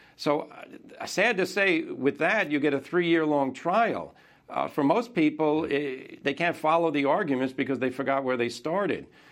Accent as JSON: {"language": "English", "country": "United States", "said": "as an American"}